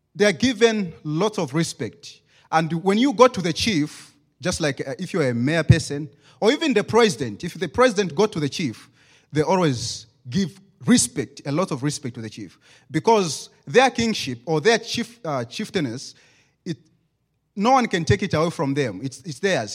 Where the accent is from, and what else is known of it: Zambia; English is a second language